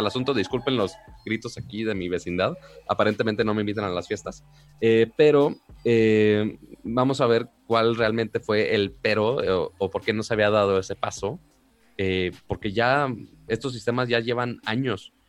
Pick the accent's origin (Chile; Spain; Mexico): Mexico; Monterrey, Nuevo León; yo soy de Monterrey